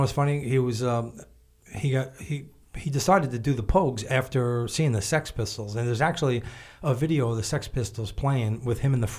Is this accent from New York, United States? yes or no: yes; Long Island, New York, United States; I grew up on Long Island